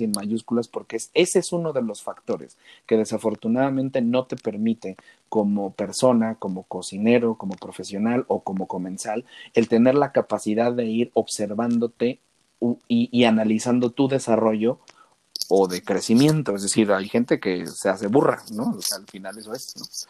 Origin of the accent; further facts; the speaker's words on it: Mexico; la calidad de trabajadores que somos los mexicanos